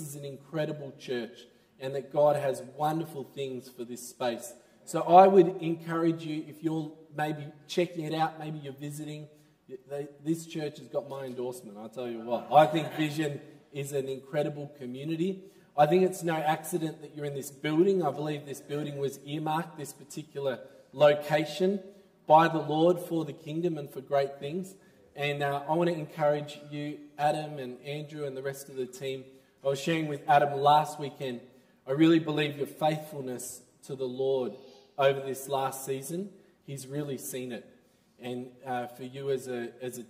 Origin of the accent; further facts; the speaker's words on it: Melbourne, Victoria, Australia; I'm from Melbourne